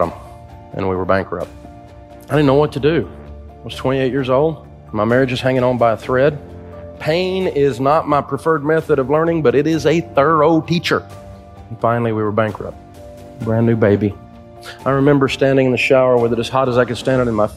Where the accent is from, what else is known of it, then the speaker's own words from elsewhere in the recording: Antioch, Tennessee, United States; I grew up in Antioch, Tennessee, just outside of Nashville.